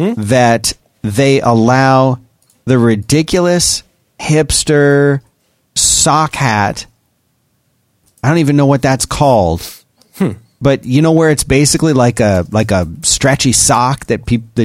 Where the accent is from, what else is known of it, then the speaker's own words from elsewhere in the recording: Texas, United States; as a Texan. I'm very offended.